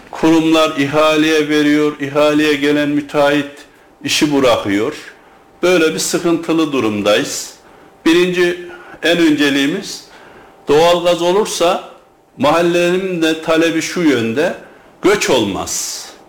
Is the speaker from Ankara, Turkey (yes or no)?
no; Germir, Kayseri Province, Turkey; ben Germir doğumluyum ve Germir sevdalısı biri olarak